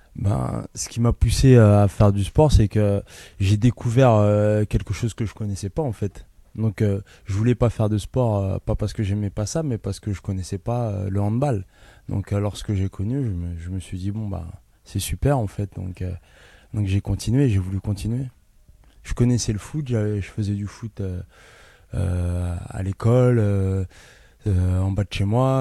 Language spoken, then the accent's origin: French; Ivry-sur-Seine, Île-de-France, France; Je suis né à Ivry, dans l'hôpital Jean Rostand